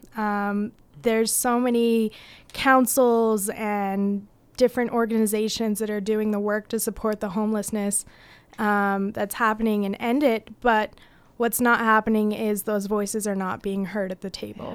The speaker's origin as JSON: {"language": "English", "region": "Utah", "country": "United States", "tie": "born or raised there", "said": "growing up in Utah"}